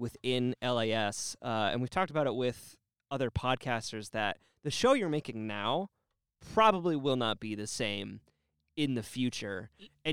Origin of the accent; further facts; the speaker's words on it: Canada; now in United States; I'm Canadian